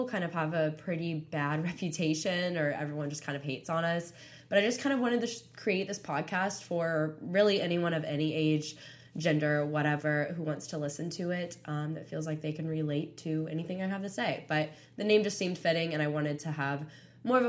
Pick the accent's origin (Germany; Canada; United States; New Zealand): United States; Panama City Beach, Florida; moved away as an adult; now in Tuscaloosa, United States; I'm from Panama City Beach, Florida